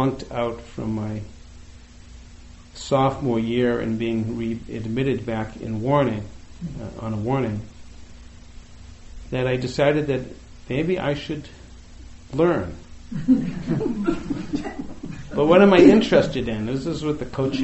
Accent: outside of Boston, Massachusetts, United States; I grew up right outside of Boston in the in the 60s and 70s

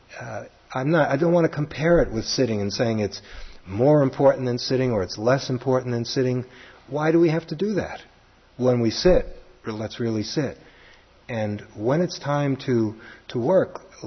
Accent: New York City, New York, United States; accent: Brooklyn; my Brooklyn accent

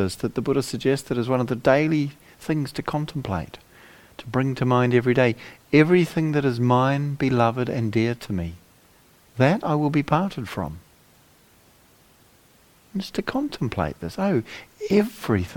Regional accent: New Zealand; moved away as an adult; also born or lived in England; now in United Kingdom; I spent the first sort of half of my life growing up in New Zealand

